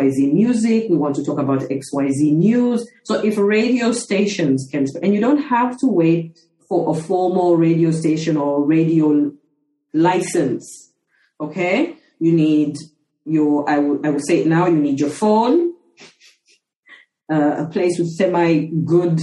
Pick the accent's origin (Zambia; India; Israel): Zambia; growing up in Zambia